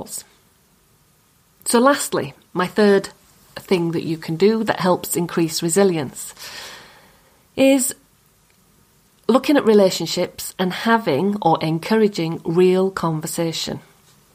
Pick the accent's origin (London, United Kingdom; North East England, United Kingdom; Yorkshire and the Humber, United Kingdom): Yorkshire and the Humber, United Kingdom; accent: Yorkshire; My accent. It's a Yorkshire accent.